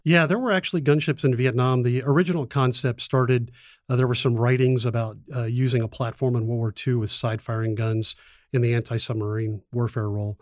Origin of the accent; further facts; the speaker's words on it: South Florida, United States; moved away as an adult; also born or lived in Bitburg Air Base, Germany; I grew up in South Florida